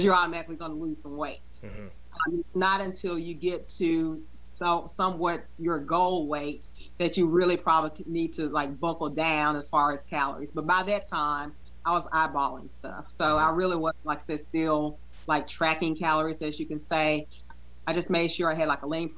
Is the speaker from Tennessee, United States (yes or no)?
yes; Memphis, Tennessee, United States; growing up in Memphis, we're all about barbecue